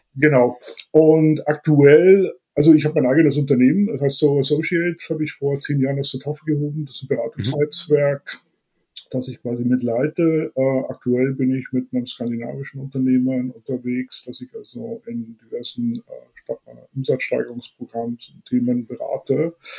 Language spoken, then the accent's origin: German; Bavaria, Germany; aufgewachsen bin ich eigentlich relativ wohl behütet, muss ich ehrlich sagen. Ähm, hier im Bayernland